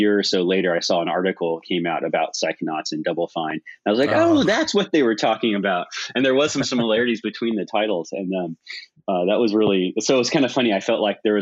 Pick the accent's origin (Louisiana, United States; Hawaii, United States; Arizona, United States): Hawaii, United States; now in California, United States; I was born in Hawaii and I lived there, and then I've lived in California